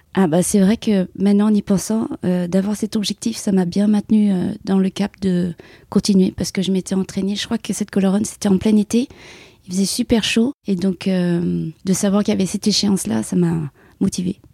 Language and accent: French; Paris region, Île-de-France, France; moved away as an adult; also born or lived in Vietnam (parents' origin); now in Aubagne, France; j'ai habité 26 euh, ans en région parisienne et là, actuellement, depuis 15 ans, je suis sur euh, les Bouches-du-Rhône, donc plus spécifiquement sur Aubagne